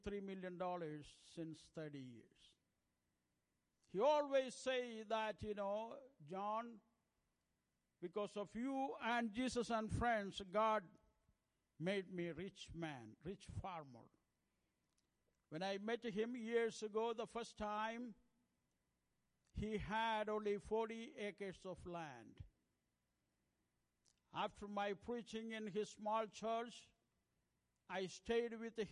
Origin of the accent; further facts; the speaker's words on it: India; English is a second language; we have more than 1,600 languages in the land of India. I speak only one language among them, that is my mother tongue